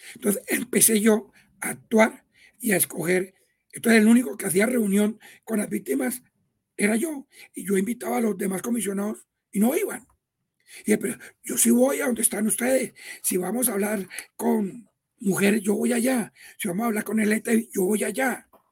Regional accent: Tolima, Colombia; Yo soy tolimense

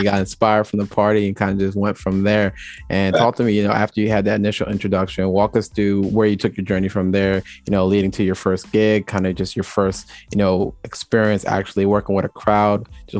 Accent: New Jersey, United States; also born or lived in Jamaica; Both from New Jersey, both have Caribbean background.

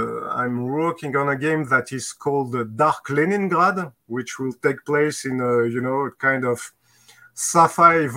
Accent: France; accent: Maurice Chevalier (French); English is a second language

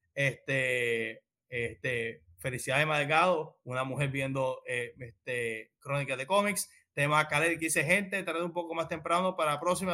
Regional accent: Puerto Rico; somos de Puerto Rico

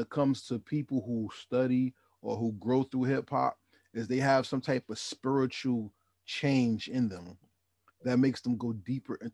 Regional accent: New Jersey, United States; I'm from New Jersey

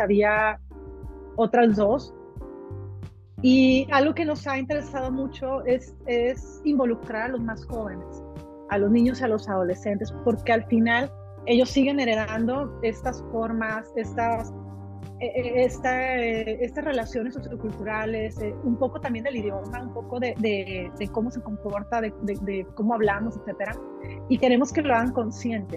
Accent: Culiacán, Sinaloa, Mexico; Nosotros nacimos mexicanos, somos mexicanos y seguiremos siendo mexicanos

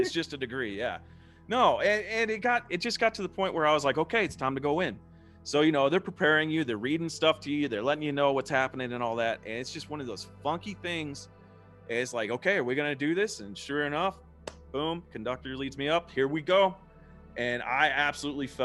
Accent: Lubbock, Texas, United States; I was raised as a Southern Baptist because that's what you do in Texas. And, you know, I grew up in the Southern Baptist Church

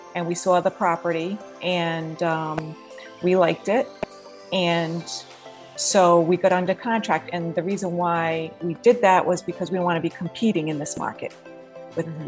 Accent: New England, United States; moved away as an adult; now in Florida, United States; Originally, I'm from New England, and I've lived in Florida for about seven years now.

